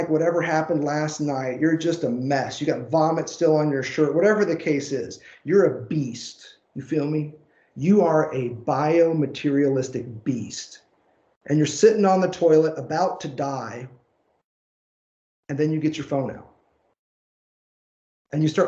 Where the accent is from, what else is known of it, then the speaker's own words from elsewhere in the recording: Southern Indiana, United States; accent: twang; moved away; also born or lived in Tennessee; my Tennessee red dirt upbringing, the fact that I was born and raised in Southern Indiana